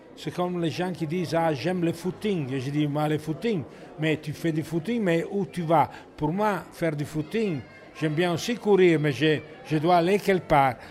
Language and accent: French; Italy; French is a second language; also born or lived in Paris, France; now in France; j'ai pas choisi d'être italien. Euh, c'est le destin. Mais, euh, j'aime bien mon pays